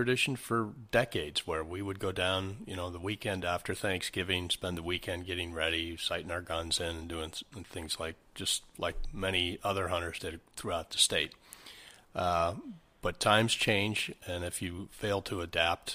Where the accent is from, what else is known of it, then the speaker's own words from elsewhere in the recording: Erie, Pennsylvania, United States; I was born and raised in Erie, Pennsylvania. Lived here my whole life